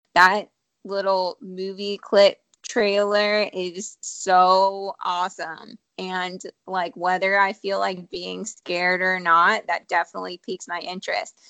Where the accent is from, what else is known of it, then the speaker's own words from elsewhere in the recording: Ohio, United States; now in Charlotte area, United States; I'm from Ohio